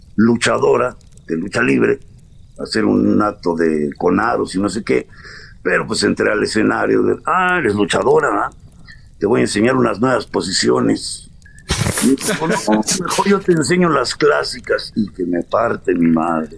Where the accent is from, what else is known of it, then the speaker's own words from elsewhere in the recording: Tulancingo, Hidalgo, Mexico; moved away as an adult; also born or lived in Paris, France / Mexico City, Mexico / Los Angeles, United States; Yo nací en Cantulancingo Hidalgo. Eh, me, fui con la familia a, París a los cinco años